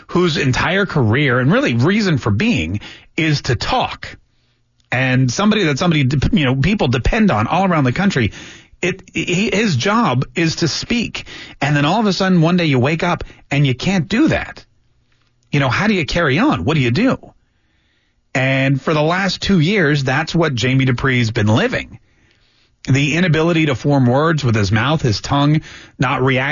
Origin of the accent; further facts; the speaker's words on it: Canada; now in United States; I was born in Canada